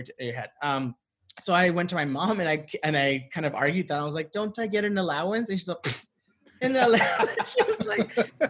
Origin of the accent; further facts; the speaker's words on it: Santa Ana, California, United States; I grew up in Southern California. Yeah. I was born in Orange County, mm-hmm. and not the good side.